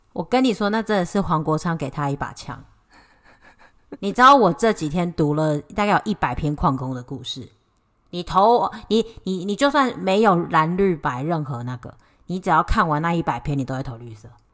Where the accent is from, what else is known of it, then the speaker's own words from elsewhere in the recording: Taiwan; 我们台湾人不是白人